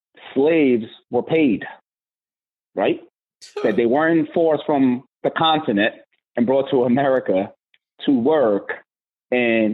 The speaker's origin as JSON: {"language": "English", "town": "New York City", "region": "New York", "country": "United States", "tie": "born or raised there", "also_born_or_lived": "Nigeria", "said": "growing up in the Bronx, you had to have tough skin"}